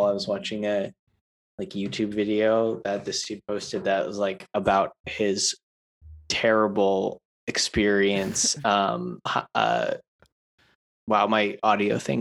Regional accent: Park City, Utah, United States; also born or lived in Massachusetts; now in Los Angeles, United States; Growing up in Utah was awesome

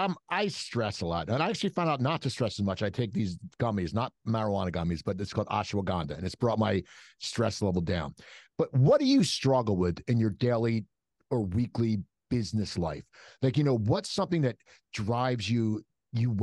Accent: Cherry Hill, New Jersey, United States; We're from Cherry Hill

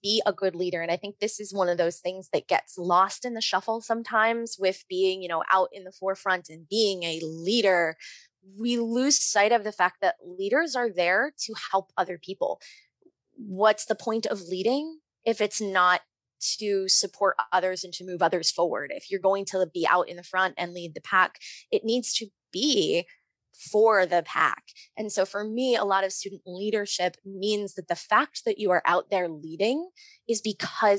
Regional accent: New Jersey, United States; I grew up in the Lutheran Church, ELCA, in New Jersey

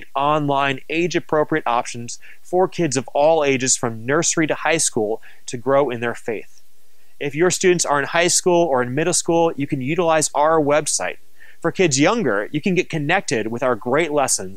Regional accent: Minnesota, United States; moved away; also born or lived in New Mexico; I was raised in Minnesota

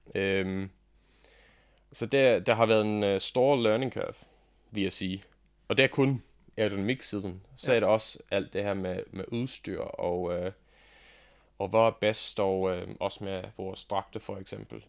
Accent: Australia; Danish is a second language; moved away as an adult; now in Denmark; jeg er faktisk ikke dansker. Jeg kommer fra Australien

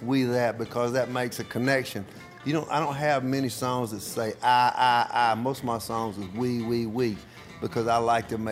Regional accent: Tupelo, Mississippi, United States; Tupelo, my hometown

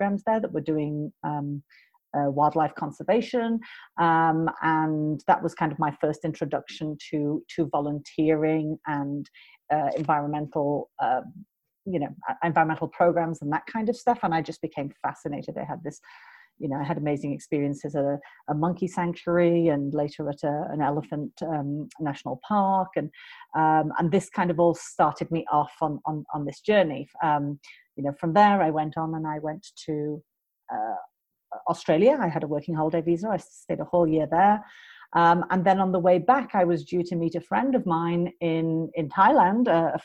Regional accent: United Kingdom; moved away as an adult; also born or lived in United States; I am British.

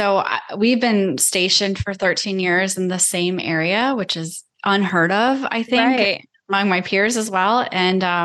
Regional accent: Iowa, United States; moved away; I grew up in Iowa

